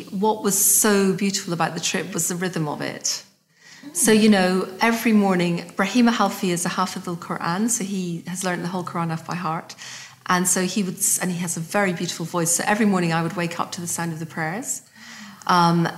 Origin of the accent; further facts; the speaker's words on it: Scotland, United Kingdom; I'm Scottish